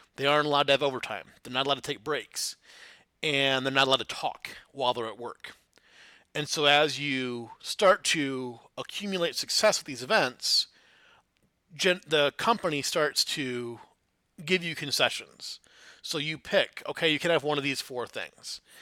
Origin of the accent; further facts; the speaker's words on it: Flint, Michigan, United States; I grew up in Flint, Michigan